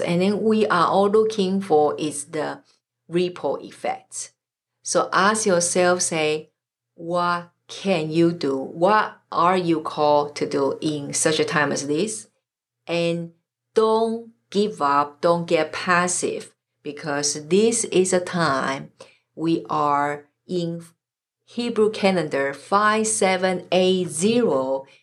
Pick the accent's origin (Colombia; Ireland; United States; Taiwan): Taiwan; moved away; I'm originally from Taiwan